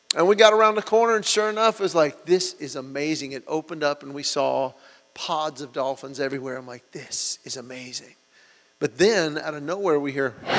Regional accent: Georgia, United States; we're from Georgia

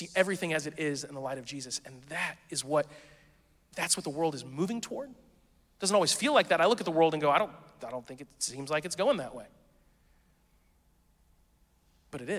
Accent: the South, United States; we're from the South

